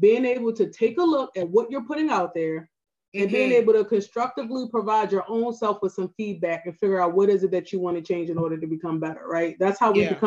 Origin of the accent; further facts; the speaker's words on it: Baltimore, Maryland, United States; accent: Baltimore; my Baltimore accent